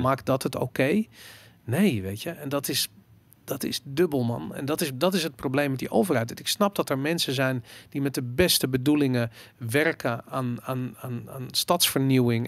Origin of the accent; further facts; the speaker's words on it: Amsterdam, North Holland, Netherlands; ik ben opgegroeid rond het Waterloopplein.